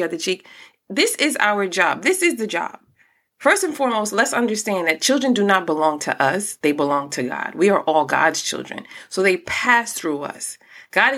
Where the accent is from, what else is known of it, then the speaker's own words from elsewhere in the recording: New York City, New York, United States; also born or lived in Newark; I'm from Brooklyn. I've lived in Newark. Like, the streets also raised me a lot